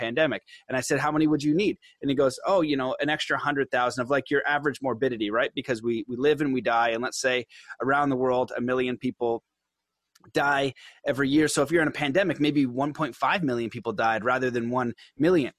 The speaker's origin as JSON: {"language": "English", "country": "Canada", "said": "I'm Canadian"}